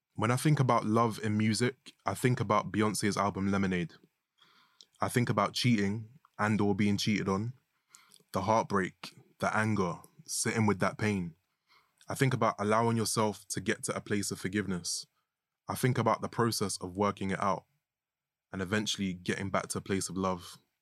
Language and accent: English; London, United Kingdom; also born or lived in Grenada; I'm a North London boy